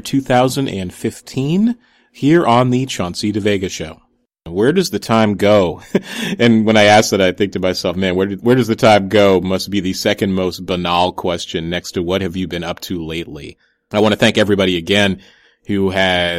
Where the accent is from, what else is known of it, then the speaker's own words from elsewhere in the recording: New Haven, Connecticut, United States; now in Chicago, United States; Growing up in New Haven